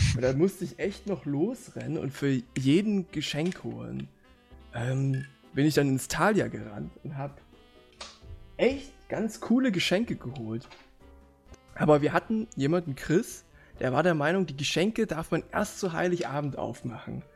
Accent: Leipzig, Saxony, Germany; also born or lived in Halle; ich studiere ja in Halle und ich komme aus Leipzig

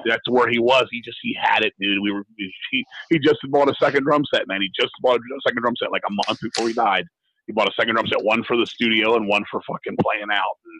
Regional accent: United States; I'm very American

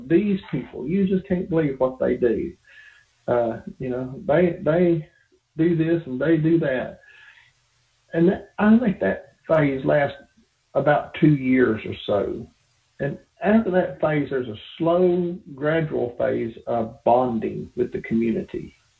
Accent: Appalachia, United States; And, I'm this Appalachian boy going, man, we're not in Kansas anymore.

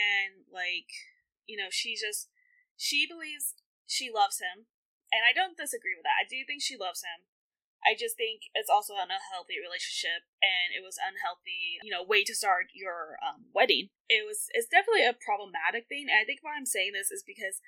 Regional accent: Tennessee, United States; I'm from Tennessee

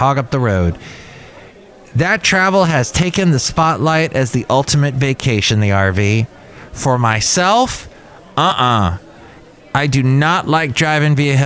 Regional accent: Canada; I'm Canadian

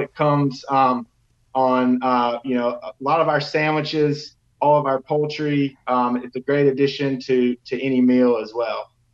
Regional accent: Tuscaloosa, Alabama, United States; I'm actually from Tuscaloosa, um, born and raised

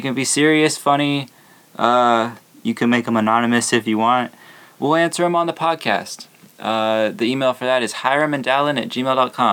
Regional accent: Arizona, United States; I'm from Arizona

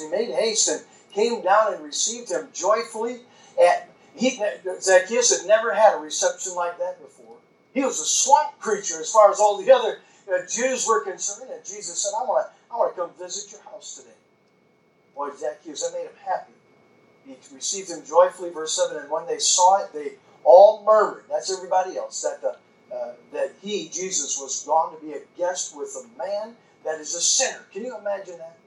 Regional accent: United States; I grew up on Lake Michigan

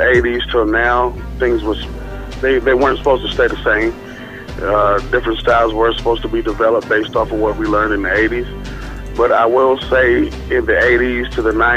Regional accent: Radcliff, Kentucky, United States; also born or lived in Albany, Georgia; now in Louisville, United States; I'm originally from Albany, Georgia, but I'm raised in Radcliffe, Kentucky. Right now I'm living in Louisville, Kentucky

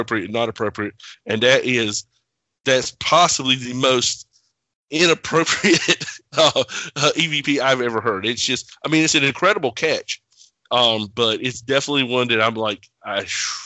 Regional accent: the South, United States; moved away; also born or lived in the North; I am not from the North. I'm a Southern boy.

